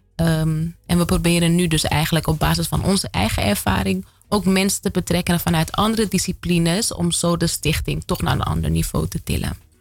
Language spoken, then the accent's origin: Dutch; Amsterdam, North Holland, Netherlands; moved away as an adult; Ik kom uit Amsterdam Zuidoost. Ik woon er nu niet meer